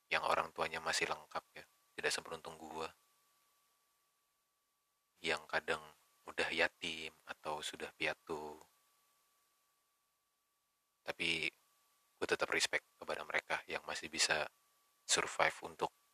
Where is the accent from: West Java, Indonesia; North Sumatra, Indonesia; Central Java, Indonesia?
West Java, Indonesia; Bekasi; born there; gue lahir di Bekasi